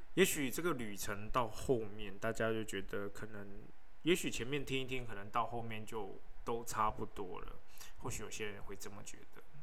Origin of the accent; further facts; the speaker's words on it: Taiwan; 我是台湾人，好吗